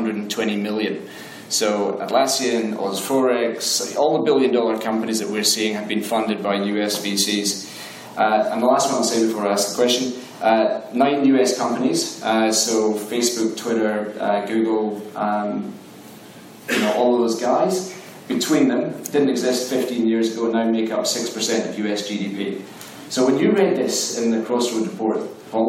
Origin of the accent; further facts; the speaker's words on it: Scotland, United Kingdom; now in Australia; I'm also Scottish, so you can understand me.